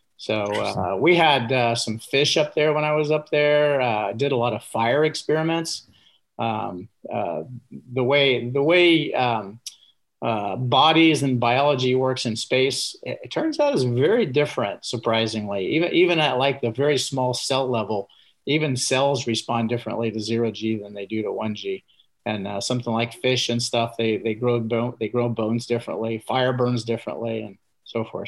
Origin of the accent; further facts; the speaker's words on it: Indiana, United States; I grew up in Indiana